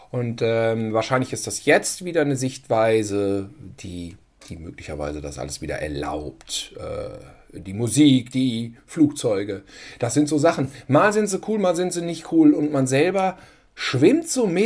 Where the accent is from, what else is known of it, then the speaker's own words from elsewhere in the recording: Germany; wir äh, als Deutsche